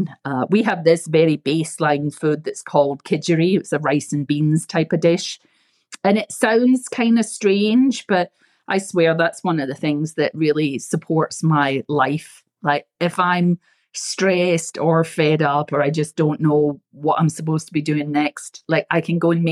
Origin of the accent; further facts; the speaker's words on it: Scotland, United Kingdom; moved away; I come from Scotland, so we're frugal